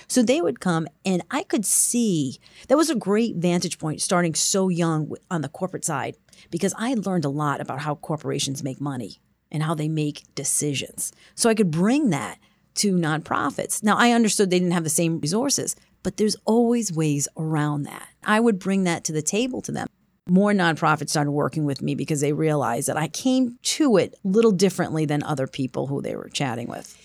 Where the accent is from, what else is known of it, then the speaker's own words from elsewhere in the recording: Cranston, Rhode Island, United States; From Rhode Island, from Cranston, Rhode Island, just outside of Providence